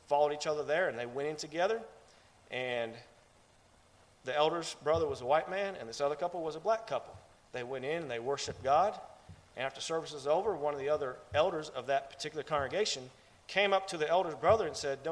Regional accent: Ohio, United States; I'm from Ohio

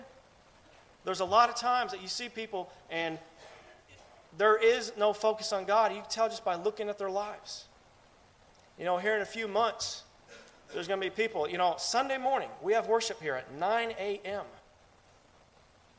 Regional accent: Ohio, United States; I'm from Ohio

